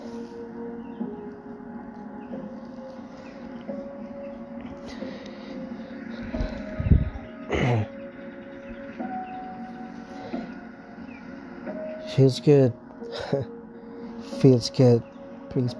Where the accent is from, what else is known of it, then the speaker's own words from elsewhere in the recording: Markham, Ontario, Canada; my hometown in Markham, Ontario, here in Canada